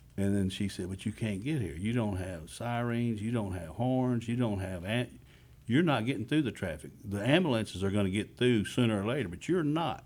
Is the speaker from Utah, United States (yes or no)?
no; Magnolia, Texas, United States; also born or lived in Houston, Texas; I'm from Montgomery County. I'm from Magnolia, Texas. That's what I've known most of my life